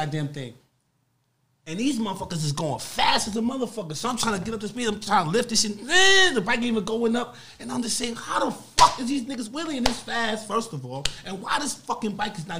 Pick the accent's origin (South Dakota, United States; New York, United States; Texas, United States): New York, United States; New York City; I'm from Harlem